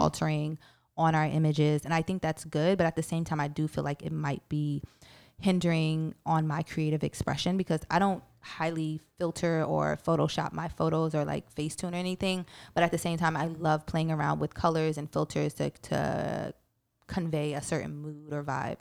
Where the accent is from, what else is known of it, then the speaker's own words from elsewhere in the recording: New York City, New York, United States; I'm from Brooklyn